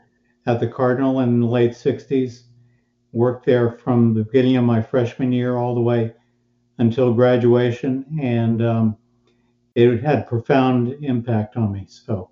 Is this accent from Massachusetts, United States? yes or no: no; Arlington, Virginia, United States; moved away; also born or lived in Wisconsin / Dallas, Texas; I was born and raised, by the way, in Arlington, Virginia, but found Wisconsin through an older sister who graduated before me.